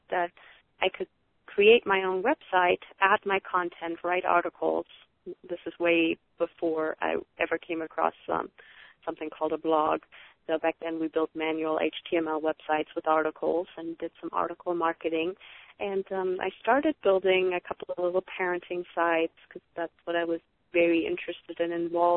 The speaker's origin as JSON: {"language": "English", "country": "Germany", "moved": "yes", "said": "I'm originally from Germany, and I still have a lot of family over there"}